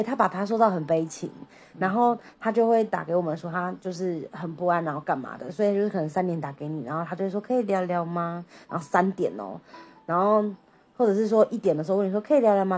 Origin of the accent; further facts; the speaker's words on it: Taipei, Taiwan; 我们都是台北人嘛